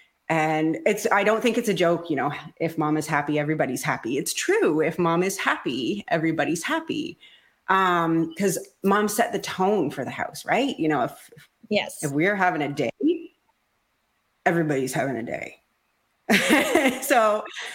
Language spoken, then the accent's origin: English; Ontario, Canada; I am from Ontario, Canada